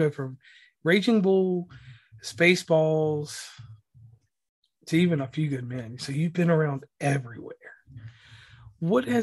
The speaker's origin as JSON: {"language": "English", "region": "Virginia", "country": "United States", "said": "I'm from Virginia"}